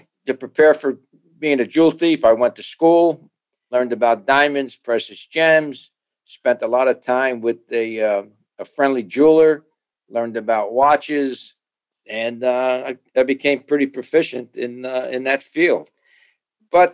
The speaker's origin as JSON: {"language": "English", "town": "Paterson", "region": "New Jersey", "country": "United States", "tie": "born or raised there", "said": "I grew up in Paterson, New Jersey."}